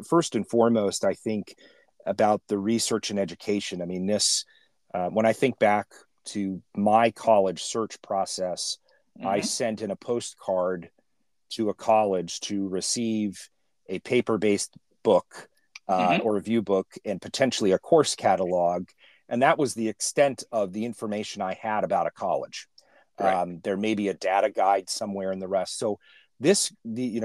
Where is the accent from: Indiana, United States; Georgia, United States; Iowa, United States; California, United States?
California, United States; I grew up in California